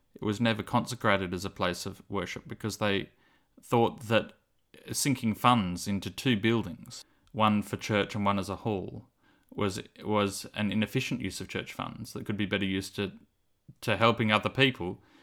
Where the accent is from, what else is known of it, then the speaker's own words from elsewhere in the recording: Cooranbong, New South Wales, Australia; growing up in Avondale College Church